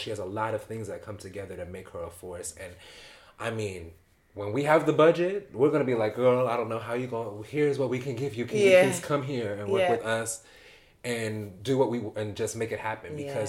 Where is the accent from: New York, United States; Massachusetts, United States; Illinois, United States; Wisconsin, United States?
New York, United States; New York City; Like, because I, as a New Yorker, go to London, I feel safe.